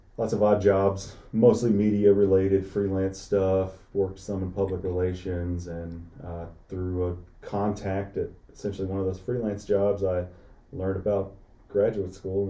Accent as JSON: {"language": "English", "town": "Henderson", "region": "Texas", "country": "United States", "tie": "born or raised there", "also_born_or_lived": "Houston, Texas", "moved": "yes", "said": "I'm originally from Houston, Texas, but I grew up in Henderson, Texas, which is a small town in northeast Texas, close to Tyler"}